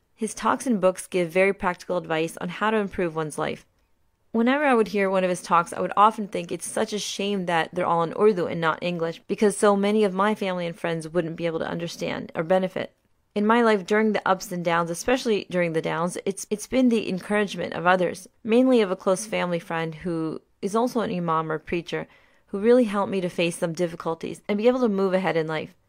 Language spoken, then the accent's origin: English; Maryland, United States; also born or lived in Pakistan; I was born in Pakistan, but came to the U S at only three years old, and I grew up in Maryland for most of my life